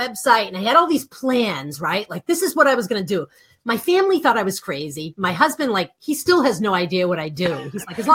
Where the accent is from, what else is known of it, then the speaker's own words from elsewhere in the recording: Boston, Massachusetts, United States; accent: Boston; I'm from Boston